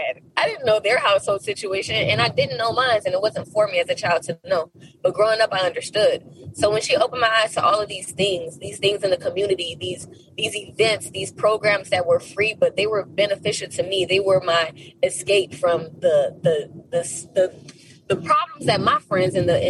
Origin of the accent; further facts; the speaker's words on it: Miami, Florida, United States; I grew up in the borderline of Little Haiti and Liberty City